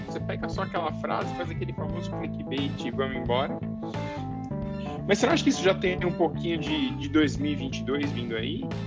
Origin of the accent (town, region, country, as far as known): Brazil; now in United States